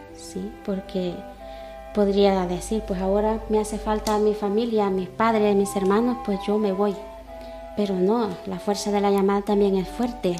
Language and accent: Spanish; El Salvador; moved away as an adult; now in Cuenca, Spain; soy salvadoreña